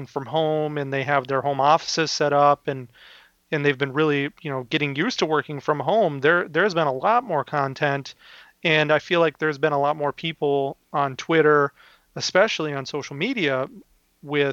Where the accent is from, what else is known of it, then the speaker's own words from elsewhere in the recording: Minnesota, United States; I'm from Minnesota